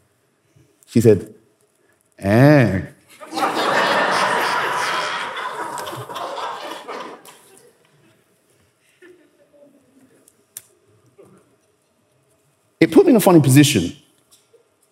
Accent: Nigeria; I'm Nigerian

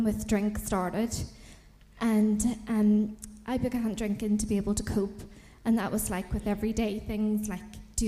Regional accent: Belfast, Northern Ireland, United Kingdom; moved away; I'm originally from Belfast in Northern Ireland

